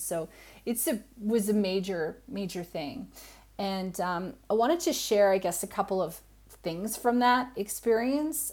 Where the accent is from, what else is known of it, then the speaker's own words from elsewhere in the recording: Canada; moved away as an adult; now in Australia; I'm Canadian, I live in Australia